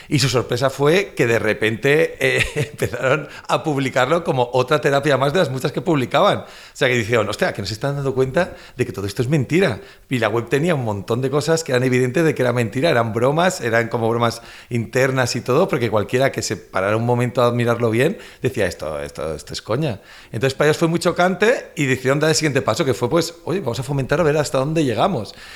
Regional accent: Valencian Community, Spain; yo también soy valenciano

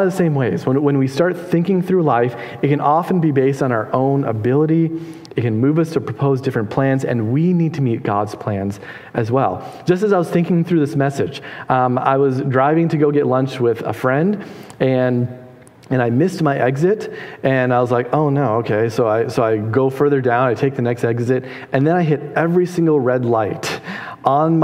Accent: Minnesota, United States; I'm from Minnesota.

